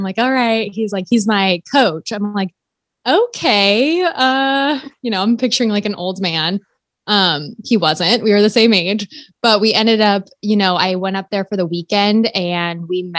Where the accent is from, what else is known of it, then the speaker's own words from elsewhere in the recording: Los Angeles, California, United States; So I am from Los Angeles, California, and I went to school in actually Iowa.